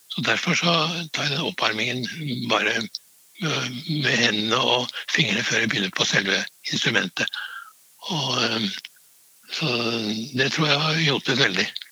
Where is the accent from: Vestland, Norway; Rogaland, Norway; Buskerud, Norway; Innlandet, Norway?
Innlandet, Norway; Trysil; moved away; also born or lived in Oslo / Vienna; Jeg kommer fra Trysil, og ute på landsbygda var det